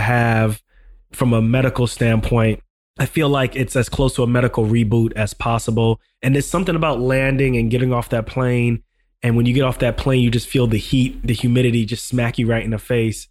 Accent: Ghana; moved away; I'm from Ghana.

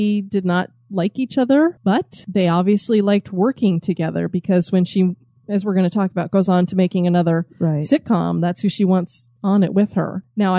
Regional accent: United States; as an American

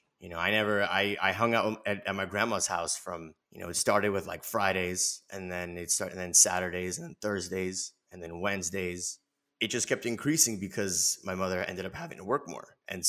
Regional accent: Los Angeles, California, United States; I'm born and raised in Los Angeles, but my family came here in the late 80s. They're from the Soviet Union, and they're from what is now Ukraine. They're from Kyiv.

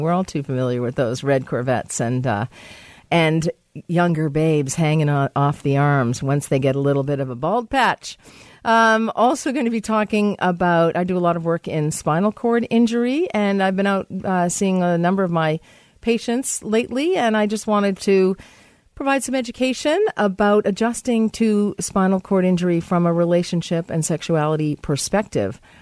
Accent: United States; I'm American

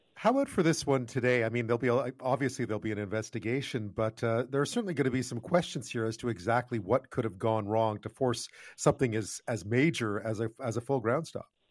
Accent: Montreal, Quebec, Canada; growing up in Montreal, not many houses had washers and dryers

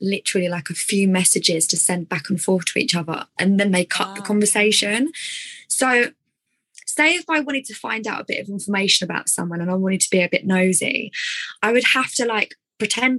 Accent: Essex, East of England, United Kingdom; accent: Essex; my Essex accent

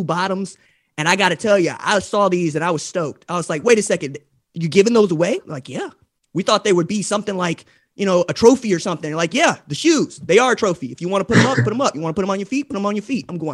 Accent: Tulsa, Oklahoma, United States; I'm from Tulsa, Oklahoma

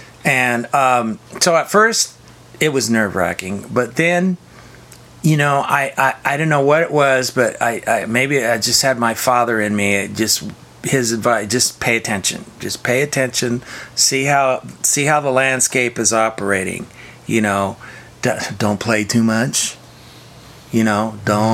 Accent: Sacramento, California, United States; now in Los Angeles, United States; I grew up in Northern California, in South Sacramento, smallish town

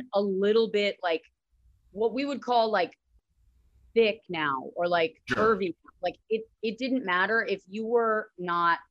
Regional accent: Northern Virginia, United States; I grew up in DC, like right outside of DC in Northern Virginia, or Nova

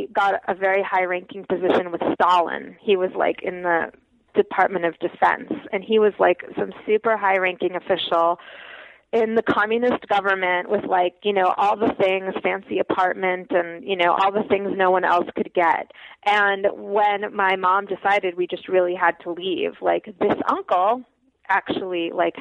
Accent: United States; also born or lived in Soviet Union; I grew up in America

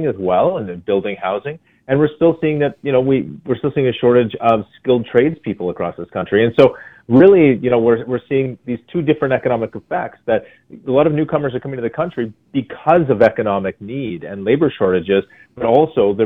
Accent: Canada; as Canadians

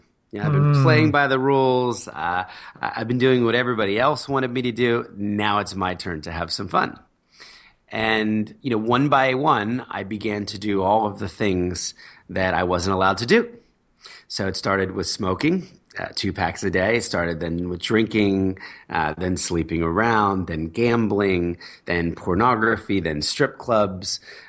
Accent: Philadelphia, Pennsylvania, United States; born there; also born or lived in New Jersey; I was born in Philadelphia, middle class family. Dad was a businessman. Mom was a writer.

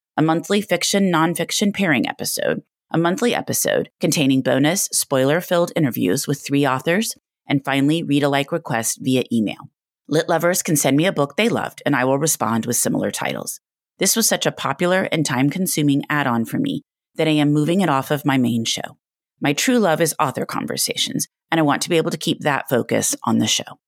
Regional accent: near Blue Willow Bookshop, Texas, United States; also born or lived in Evanston, Illinois; I grew up near Blue Willow

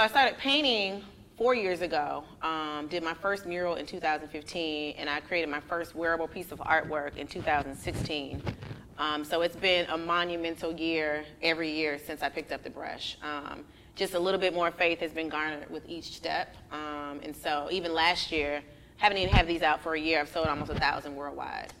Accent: Miami, Florida, United States; moved away as an adult; now in Atlanta, United States; I am originally from Miami. I've been in been in Atlanta for about 12 years now

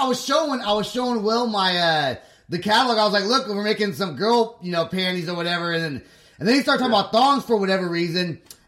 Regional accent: California, United States; moved away as an adult; now in Oklahoma, United States; when I first moved to Oklahoma 15 years ago, at the nightclubs downtown, people were sporting mullets, and I'm from California

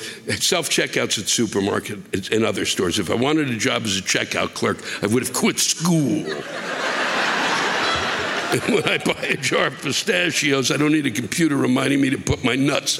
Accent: Canada; as a Canadian living in the snow tundra, we seem to use sarcasm to help get through these endless fucking snowstorms that come every fucking weekend here on the East Coast.

